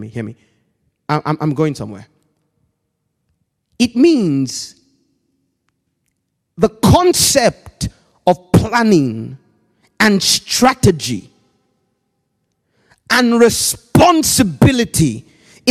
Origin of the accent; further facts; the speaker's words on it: Nigeria; Growing up in Nigeria, we weren't that wealthy, so we lived in a block of flats